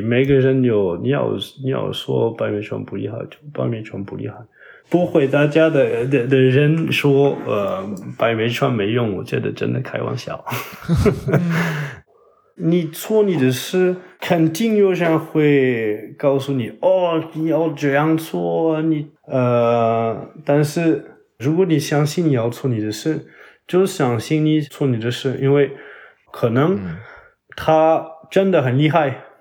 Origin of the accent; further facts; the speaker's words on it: Toulouse, Occitania, France; Chinese is a second language; moved away as an adult; also born or lived in Paris, France / Foshan, China; 但是我在国的老家就是toulouse，法国南部